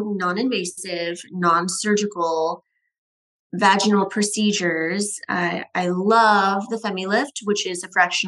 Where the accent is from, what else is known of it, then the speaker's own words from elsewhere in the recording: Northern California, United States; moved away as an adult; also born or lived in Tampa, Florida; now in Scottsdale, United States; I'm originally from Northern California